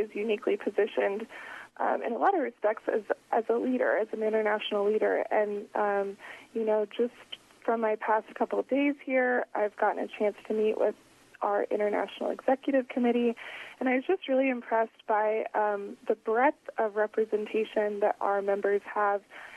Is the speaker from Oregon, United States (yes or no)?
yes; Oregon, United States; moved away as an adult; now in Washington, D.C., United States; I'm originally from Oregon